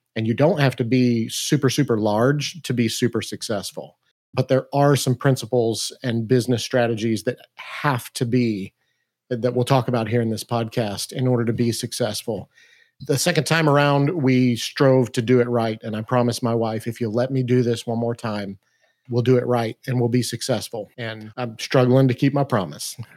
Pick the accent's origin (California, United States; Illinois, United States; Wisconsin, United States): Illinois, United States; Mount Vernon; we actually moved back to my hometown to start this business